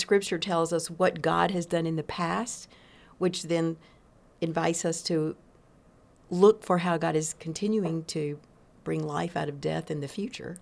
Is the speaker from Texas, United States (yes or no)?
yes; East Texas, United States; I grew up in East Texas